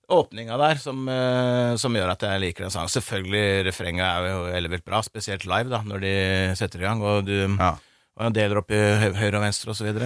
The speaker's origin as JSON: {"language": "Norwegian", "town": "Gol", "region": "Buskerud", "country": "Norway", "said": "Jeg er fra Gol, ja."}